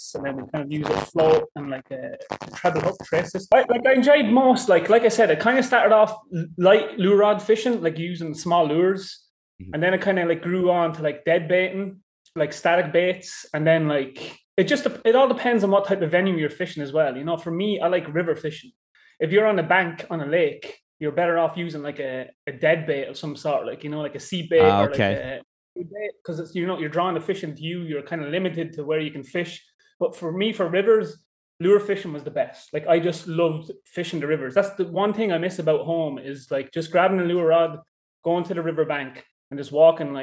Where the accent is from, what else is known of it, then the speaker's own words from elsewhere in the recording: Kildare, Leinster, Ireland; moved away as an adult; also born or lived in England / Ontario, Canada; now in Texas, United States; I grew up in Kildare in Ireland